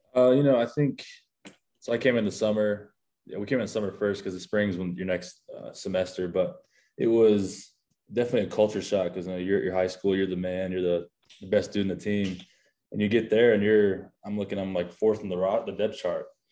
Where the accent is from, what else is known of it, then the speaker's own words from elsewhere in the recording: Keller, Texas, United States; I'm born and raised in Keller, Texas